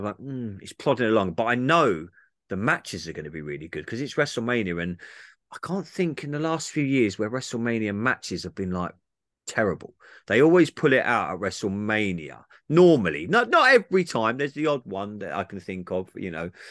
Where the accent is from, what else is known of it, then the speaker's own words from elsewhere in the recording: England, United Kingdom; I'm English